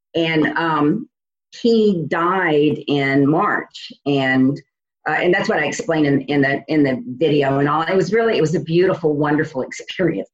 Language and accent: English; New Orleans, Louisiana, United States; moved away as an adult; now in Indiana, United States